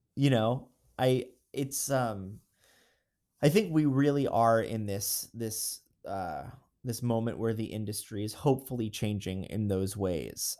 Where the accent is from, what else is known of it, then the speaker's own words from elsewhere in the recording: Florida, United States; also born or lived in Long Island, New York; now in New York, United States; moved to Florida, grew up in Florida